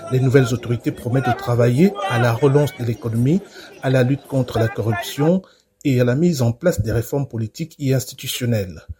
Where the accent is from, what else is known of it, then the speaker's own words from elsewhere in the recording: Gabon; Nous aussi, nous sommes des Gabonais. Hein? Je suis Gabonais 100% de père et de mère.